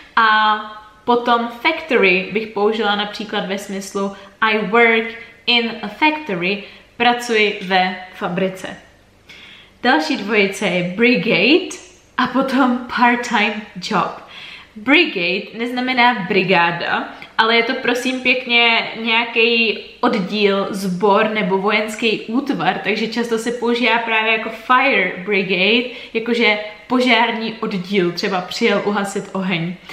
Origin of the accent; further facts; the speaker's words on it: Czechia; jako Češi